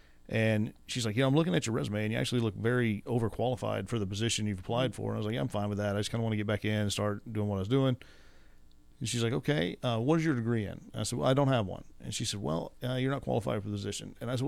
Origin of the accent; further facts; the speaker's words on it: Midland, United States; I was born and raised in Midland.